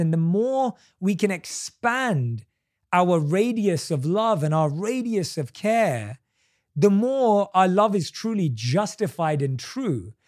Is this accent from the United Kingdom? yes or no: yes; United Kingdom